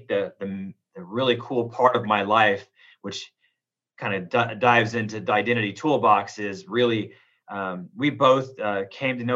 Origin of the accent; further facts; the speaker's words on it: Oroville, California, United States; moved away as an adult; now in Reno, United States; I was born in Southern California. My dad moved up to Northern California, a little place called Oroville, California in Butte County. I have my roots in California, graduated from Las Palmas High School in Oroville, California